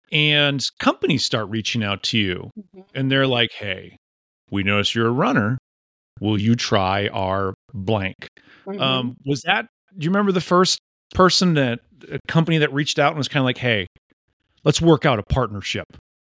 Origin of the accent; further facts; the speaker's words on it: Midwest, United States; There is a Midwest modesty that you and I understand growing up in the Midwest.